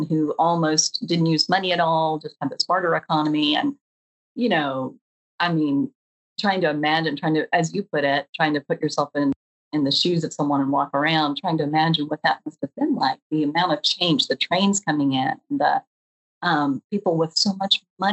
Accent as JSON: {"language": "English", "town": "Chattanooga", "region": "Tennessee", "country": "United States", "tie": "born or raised there", "said": "I grew up in the East Tennessee mountains. And mostly where I grew up was, you know, just suburban, sort of a bedroom community of Chattanooga"}